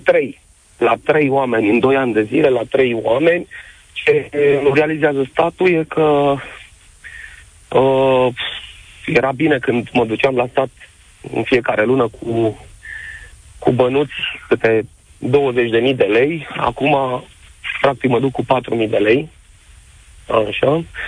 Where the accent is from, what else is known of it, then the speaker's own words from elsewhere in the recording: Bacău, Bacău County, Romania; also born or lived in Suceava; în Suceava, cu toate că sunt din Bacău